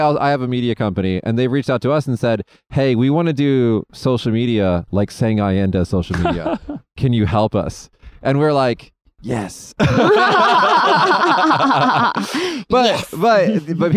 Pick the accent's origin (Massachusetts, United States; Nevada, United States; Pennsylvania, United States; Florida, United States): Nevada, United States; Las Vegas; I'm from Las Vegas